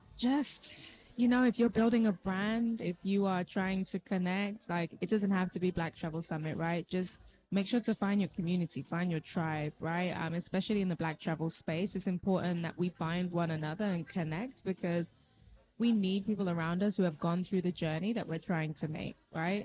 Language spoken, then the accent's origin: English; London, United Kingdom; I born and raised in London, so an East African and Haitian parents.